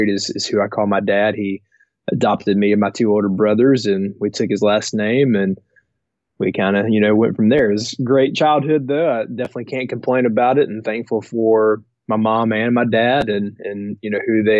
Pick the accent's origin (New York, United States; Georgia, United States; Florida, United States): Georgia, United States; Gwinnett County; I was born in Gwinnett County